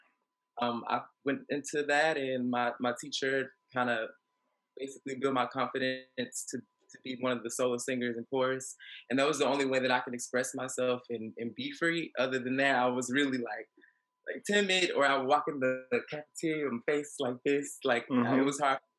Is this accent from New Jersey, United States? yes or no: no; Atlanta, Georgia, United States; I'm from Atlanta, Georgia, literally lived all across east, west, north, south, and the heart of downtown Atlanta. So, it's my home